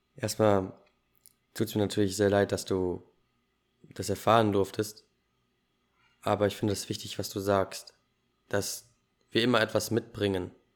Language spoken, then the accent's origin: German; Germany; Ich bin in Deutschland geboren.